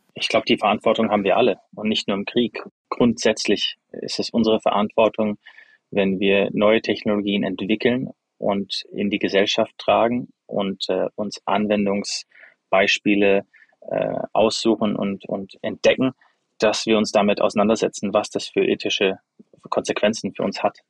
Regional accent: Freiburg, Baden-Württemberg, Germany; moved away as an adult; also born or lived in United States; Ich bin in Freiburg zum größten Teil aufgewachsen habe dort auch Abitur gemacht ähm, und bin dann zum Studium in die USA

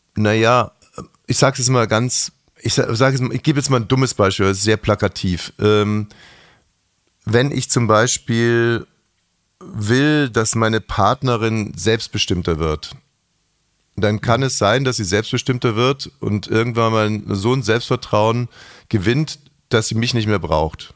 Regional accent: Bavaria, Germany; ich hatte als Kind in der Schule große Probleme, weil meine Eltern beides, äh, also Ausländer waren und sehr spezielle Menschen waren. Und ich war auch ein sehr spezieller Mensch und ich war in diesem bayerischen Klassenverbund

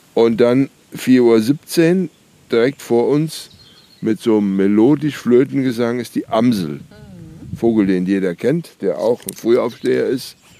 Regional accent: Nassau, Rhineland-Palatinate, Germany; Ich komme ja aus Nassau

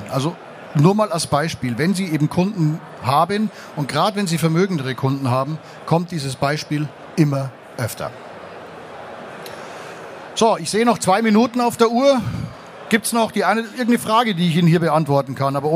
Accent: Munich, Bavaria, Germany; Ich komme aus München und es gibt in München in der Innenstadt am Dom gibt's ein Gebäude

